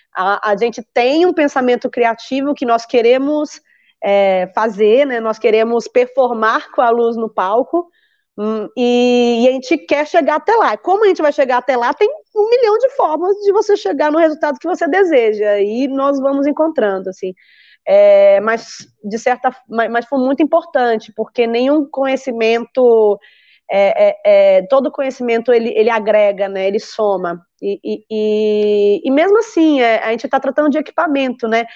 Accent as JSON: {"language": "Portuguese", "country": "Brazil", "moved": "as an adult", "said": "Essa sou eu, brasileira, atravessando continentes"}